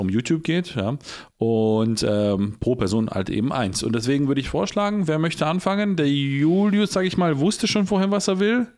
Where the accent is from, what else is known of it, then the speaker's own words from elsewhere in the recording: Poland; ich bin selber Pole